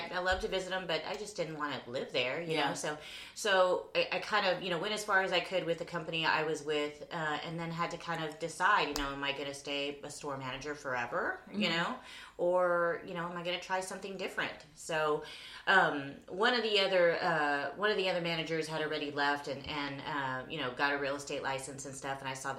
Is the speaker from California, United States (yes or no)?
no; Corpus Christi, Texas, United States; I'm from Corpus Christi, born and raised.